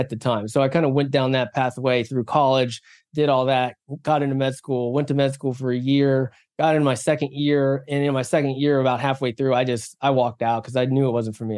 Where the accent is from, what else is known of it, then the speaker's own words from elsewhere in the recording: West Virginia, United States; moved away; also born or lived in South Korea / San Diego; I was born in South Korea, but then adopted when I was three months old and adopted by a couple of wonderful people in West Virginia, um, in the middle of nowhere, West Virginia